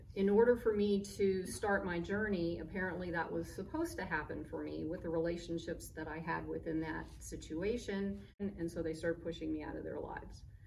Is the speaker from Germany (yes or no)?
yes; Germany; moved away; also born or lived in Boca Raton, Florida; She ended up moving to Germany, so I was born in Germany